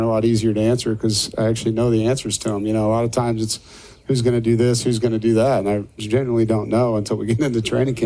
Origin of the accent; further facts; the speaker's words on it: Kansas City, United States; I grew up in Kansas City